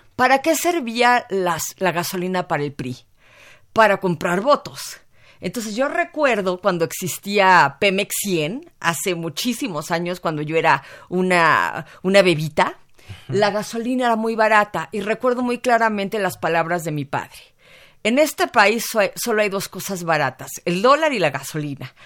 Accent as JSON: {"language": "Spanish", "country": "Mexico", "said": "como mexicana"}